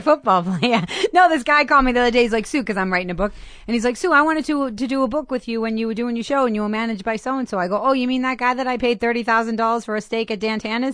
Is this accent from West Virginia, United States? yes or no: no; Boston, Massachusetts, United States; accent: thick Boston; moved away as an adult; I grew up in Boston